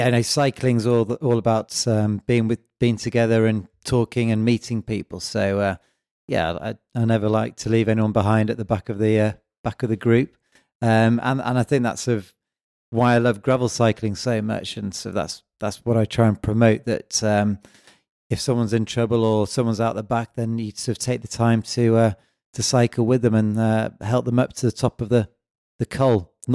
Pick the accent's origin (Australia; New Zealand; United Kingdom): United Kingdom; England; now in Switzerland; I'm originally from England, and I moved out to Switzerland and Valais primarily to ski.